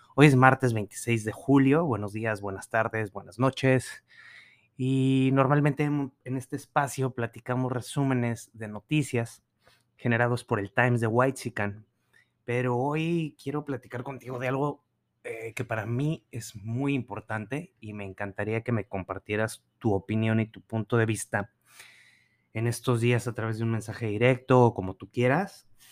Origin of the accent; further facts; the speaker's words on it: Mexico; como ciudadanos y como mexicanos